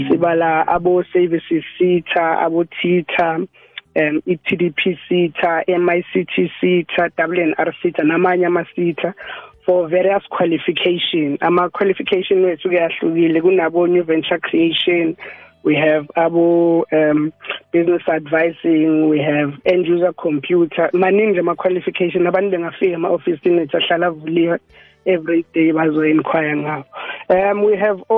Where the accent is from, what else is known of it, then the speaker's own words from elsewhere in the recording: Ladysmith, KwaZulu-Natal, South Africa; now in Mpumalanga, South Africa; eMnambithi eh KwaZulu Natal but ngokomsebenzi ngila eMpumalanga.